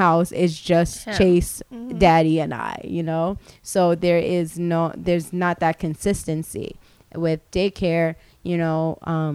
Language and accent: English; Long Island, New York, United States; I grew up on Long Island